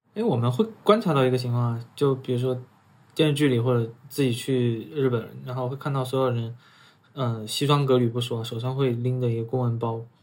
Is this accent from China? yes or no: yes; China; 这个我们中国人其实接触的挺多的